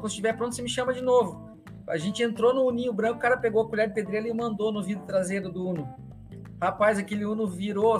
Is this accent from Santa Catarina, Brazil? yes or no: no; Rio Grande do Sul, Brazil; moved away; also born or lived in Curitiba; Sou, sou gaúcho, nasci no Rio Grande do Sul